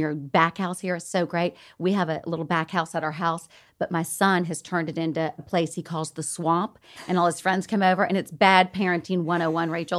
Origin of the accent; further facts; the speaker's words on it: the South, United States; accent: Southern; moved away; I'm from the South